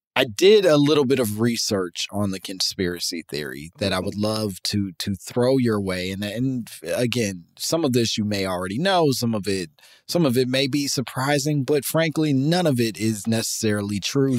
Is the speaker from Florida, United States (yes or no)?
no; Chicago, Illinois, United States; I'm from Chicago